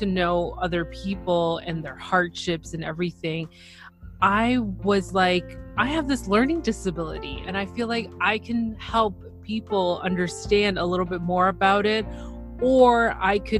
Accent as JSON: {"language": "English", "town": "Toronto", "region": "Ontario", "country": "Canada", "said": "So I am from Toronto, Ontario, Canada."}